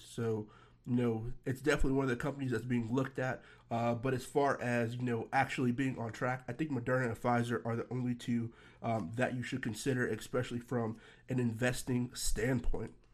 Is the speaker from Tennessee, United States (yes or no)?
yes; Nashville, Tennessee, United States; moved away; my hometown, uh, Nashville, Tennessee